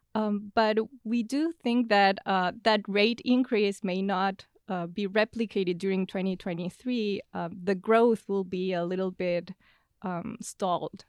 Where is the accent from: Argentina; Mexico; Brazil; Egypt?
Argentina; Buenos Aires; moved away as an adult; now in United States; I'm originally from Buenos Aires in Argentina, and I came to the U S at the end of twenty seventeen.